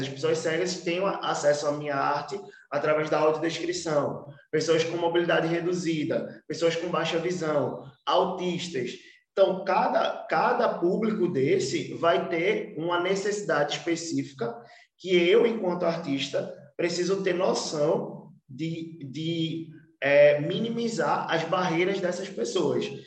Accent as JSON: {"language": "Portuguese", "town": "Olinda", "region": "Pernambuco", "country": "Brazil", "tie": "born or raised there", "also_born_or_lived": "Recife", "said": "Eu vim da, da cidade de Olinda, nasci em Recife, mas fui criado em Olinda"}